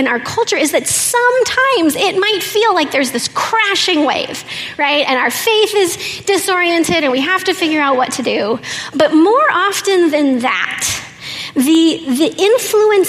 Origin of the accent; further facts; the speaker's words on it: Oklahoma, United States; I'm from Oklahoma